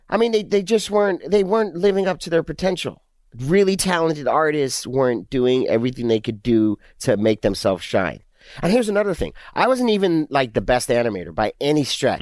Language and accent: English; Southern California, United States; born or raised there; also born or lived in England